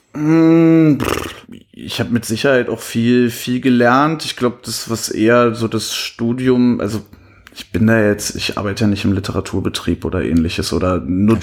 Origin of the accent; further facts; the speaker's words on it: Cottbus, Brandenburg, Germany; moved away as an adult; also born or lived in Leverkusen; now in Berlin, Germany; ich bin in Leverkusen geboren. Als ich ungefähr 10 war, sind wir nach Cottbus gezogen. Da bin ich auch aufgewachsen